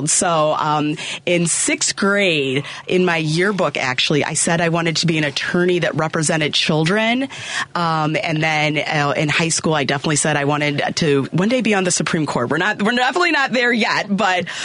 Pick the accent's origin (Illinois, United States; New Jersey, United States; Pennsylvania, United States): Illinois, United States; Hanover Park; now in Addison, United States; So I am from Hanover Park, okay. which is northwest suburbs of Illinois, born and raised there.